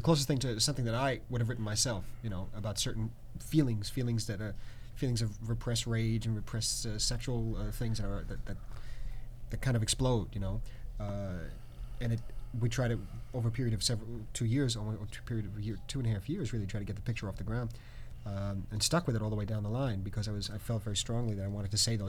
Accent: New York City, New York, United States; moved away as an adult; also born or lived in Los Angeles; I am a New Yorker and because I've been brought up Lower East Side and because it's a more of a community feeling

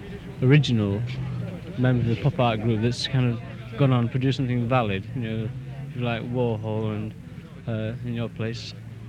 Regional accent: Birmingham, West Midlands, United Kingdom; Well, I'm from, we're both from Birmingham, and we're from the art college there.

